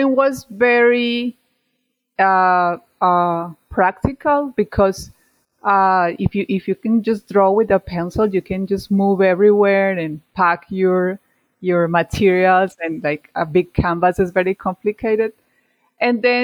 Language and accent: English; Medellin, Antioquia, Colombia; English is a second language; moved away as an adult; I am from Medellin, Colombia